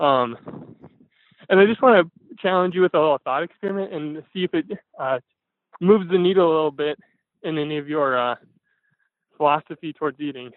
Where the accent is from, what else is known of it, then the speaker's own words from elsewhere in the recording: Fargo, North Dakota, United States; I'm from Fargo, North Dakota.